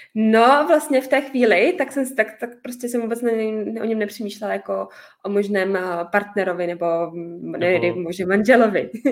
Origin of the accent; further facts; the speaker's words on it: Pilsen, Plzeň Region, Czechia; já jsem chodila na ten čírny tady u nás v Plzni